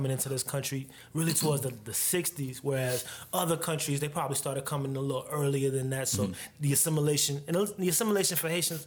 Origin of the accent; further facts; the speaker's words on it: Kendall, Florida, United States; also born or lived in Brooklyn, New York; I grew up in Kendall